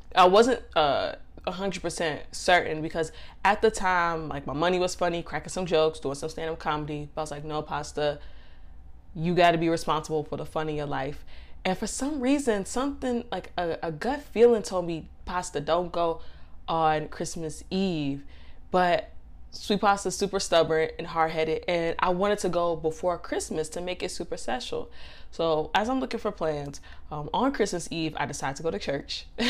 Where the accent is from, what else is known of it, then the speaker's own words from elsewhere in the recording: Chicago, Illinois, United States; now in Miami, United States; I'm from Chicago, but I moved to Florida